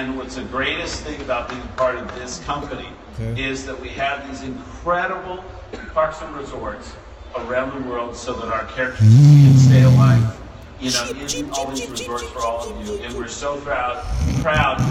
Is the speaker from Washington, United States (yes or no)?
no; Whittier, California, United States; I grew up in Whittier, California